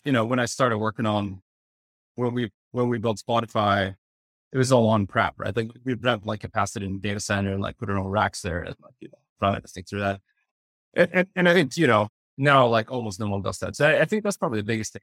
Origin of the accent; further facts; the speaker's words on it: Sweden; moved away as an adult; also born or lived in Stockholm / Berlin; now in New York, United States; I, I grew up in Sweden